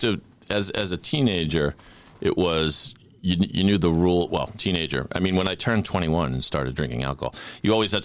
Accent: Sharon, Massachusetts, United States; also born or lived in Philadelphia; I'm from Sharon, Mass. I'm a townie.

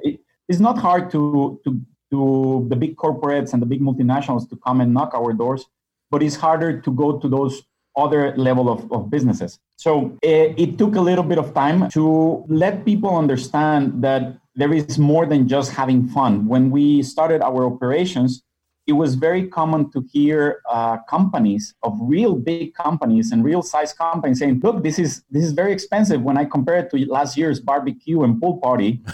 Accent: Monterrey, Nuevo León, Mexico; moved away as an adult; also born or lived in Budapest, Hungary / Qatar / Dubai / Kuwait; I'm originally from Mexico, mm. born and raised in, in Monterrey.

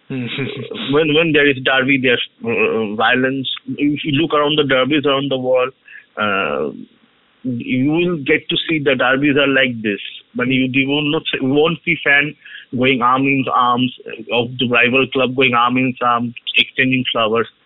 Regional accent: Kolkata, West Bengal, India; actually, the place from where I come from, uh, it's a hardcore Mohun supporter. Yeah, I'm from Soa Bazaar.

